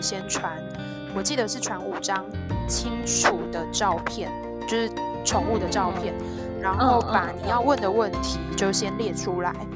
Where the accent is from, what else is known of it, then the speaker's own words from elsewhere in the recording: Tainan, Taiwan; 因为台南是我的家乡